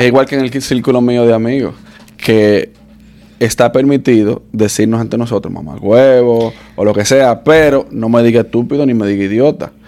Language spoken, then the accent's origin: Spanish; Dominican Republic; now in United States; Igual que nosotros lo de República Dominicana